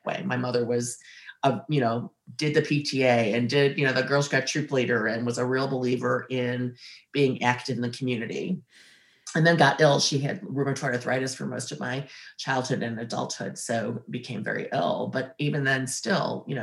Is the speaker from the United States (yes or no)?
yes; Cleveland, Ohio, United States; also born or lived in Columbus, Ohio; I grew up in Ohio. Oh. In the 50s and 60s. Born in Columbus and then raised outside of Cleveland, Ohio